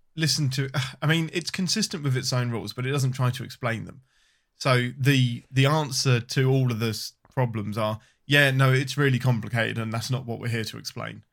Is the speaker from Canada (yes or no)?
no; England, United Kingdom; I'm your Englishman